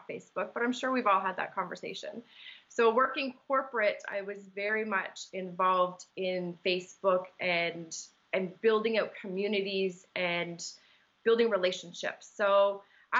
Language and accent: English; Markham, Ontario, Canada; I'm born and raised in Markham, so that's kind of where my home is